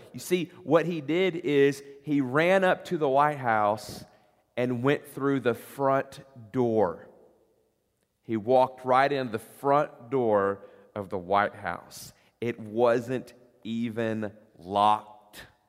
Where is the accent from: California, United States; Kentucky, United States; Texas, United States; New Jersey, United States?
Kentucky, United States; Corbin; now in Northern Kentucky, United States; I grew up in Corbin, Kentucky, population seven thousand